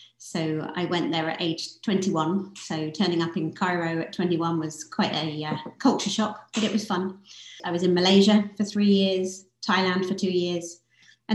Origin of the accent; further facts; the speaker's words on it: Southampton, South East England, United Kingdom; moved away as an adult; now in Miami, United States; I'm from Southampton in the UK. So that's right in the south of England. Born and brought up there